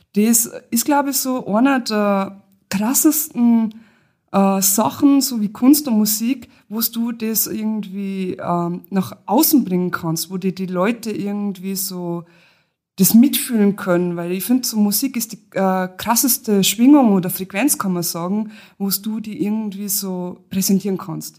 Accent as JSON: {"language": "German", "region": "Lower Bavaria", "country": "Germany", "tie": "born or raised there", "moved": "yes", "lives_now": "Austria", "said": "komme eigentlich gebürtig aus Niederbayern, aber ich wohne schon seit Ewigkeiten in Österreich."}